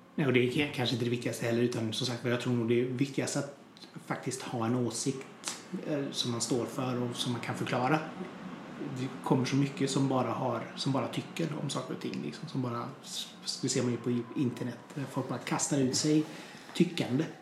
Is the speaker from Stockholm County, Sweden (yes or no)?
no; Hunnebostrand, Västra Götaland, Sweden; moved away; also born or lived in Trollhättan; Jag är från Hunnebostrand från början